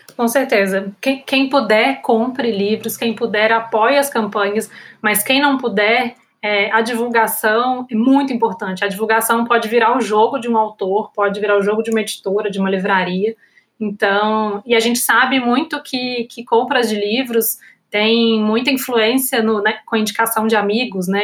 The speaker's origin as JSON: {"language": "Portuguese", "region": "Minas Gerais", "country": "Brazil", "said": "eu como mineira, fora do Rio-São Paulo"}